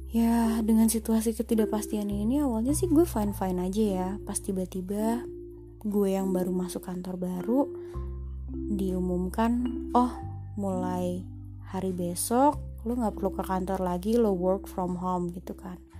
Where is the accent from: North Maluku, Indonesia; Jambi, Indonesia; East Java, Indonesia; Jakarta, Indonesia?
Jakarta, Indonesia; kita orang Jakarta orang Indonesia